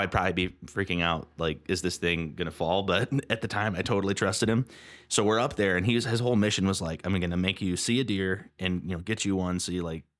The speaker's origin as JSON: {"language": "English", "region": "Lake Michigan area", "country": "United States", "tie": "born or raised there", "said": "we would go camping with our cousins growing up near Lake Michigan."}